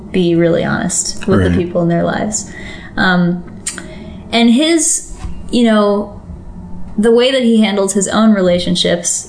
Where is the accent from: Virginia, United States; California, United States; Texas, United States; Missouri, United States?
Virginia, United States; the house I grew up in Virginia was my dad's retreat center.